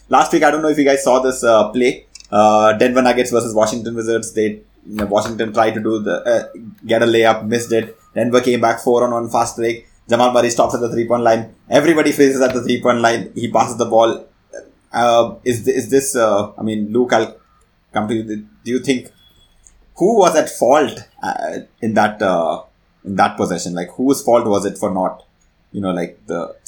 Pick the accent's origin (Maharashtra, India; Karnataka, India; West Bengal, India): Karnataka, India; Bangalore; I'm from Bangalore